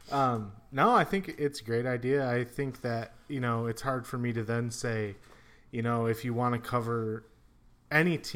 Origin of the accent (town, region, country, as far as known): Indiana, United States; born or raised there